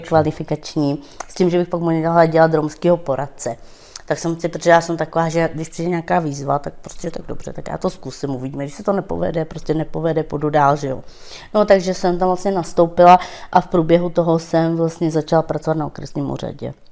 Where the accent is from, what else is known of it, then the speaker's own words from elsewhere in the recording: Stříbro, Plzeň Region, Czechia; first language Romani; Czech is a second language; also born or lived in northern Bohemia; Já jsem se tu narodila určitě ve Stříbře a bydleli jsme s našima chvilku v severních Čechách a pak vlastně jsme se vrátili sem k babi